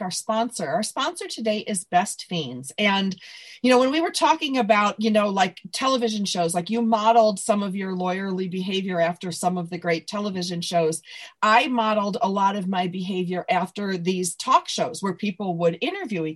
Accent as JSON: {"language": "English", "town": "Buffalo", "region": "New York", "country": "United States", "also_born_or_lived": "Evanston, Illinois", "moved": "as an adult", "lives_now": "California, United States", "said": "when Tom Hanks asked me where I was from, I'm like, Buffalo?"}